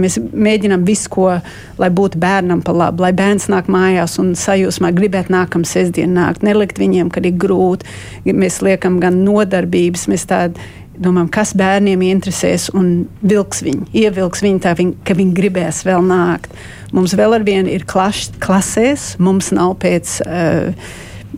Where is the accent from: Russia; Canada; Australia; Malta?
Australia; Melbourne, Victoria; moved away as an adult; now in Riga, Latvia; Mums ir Melbournes, mums ir Latviešu skola, un tā skola ir pār 70 gadu tagad stāvējis. Mana mamma tur gāja, es tur gāju.